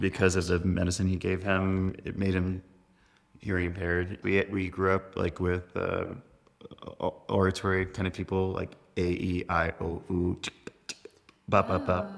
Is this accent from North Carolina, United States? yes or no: yes; North Carolina, United States; We Grew up in North Carolina.